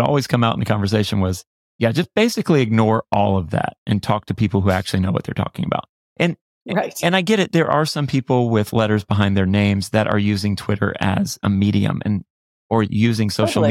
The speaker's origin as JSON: {"language": "English", "region": "Florida", "country": "United States", "tie": "born or raised there", "said": "I grew up in Florida"}